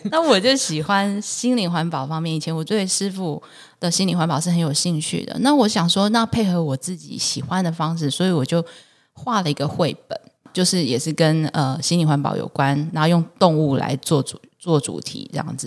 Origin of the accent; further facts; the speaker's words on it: Taiwan; 我是在眷村里面长大的孩子